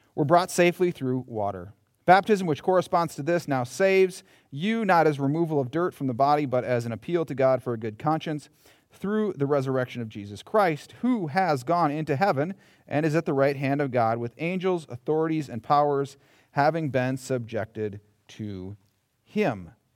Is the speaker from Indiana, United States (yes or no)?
no; Minnesota, United States; I'm from Minnesota.